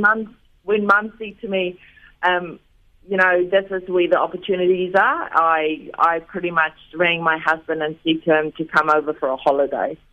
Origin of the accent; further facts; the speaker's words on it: South Africa; moved away as an adult; now in Wellington, New Zealand; growing up in South Africa, I played cricket when I was at school